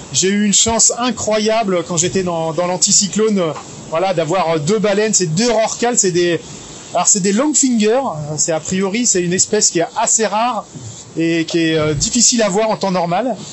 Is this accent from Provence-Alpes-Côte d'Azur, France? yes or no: yes; Briançon, Provence-Alpes-Côte d'Azur, France; je suis montagnard. Hein. je suis né à Briançon, dans les Hautes-Alpes